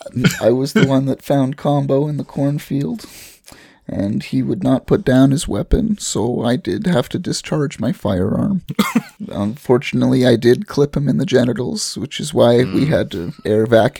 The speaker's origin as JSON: {"language": "English", "country": "Canada", "said": "We're Canadian, guys. It's a kilometer stone."}